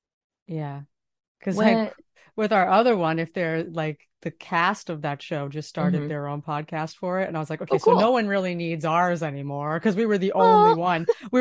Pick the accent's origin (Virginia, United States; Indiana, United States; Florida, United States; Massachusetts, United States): Massachusetts, United States; Boston; I'm from Boston.